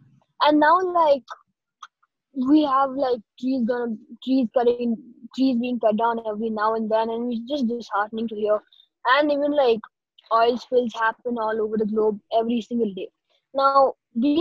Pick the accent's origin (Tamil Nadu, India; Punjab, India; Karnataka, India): Karnataka, India; Bangalore; I am 14 years old and I'm from Bangalore, India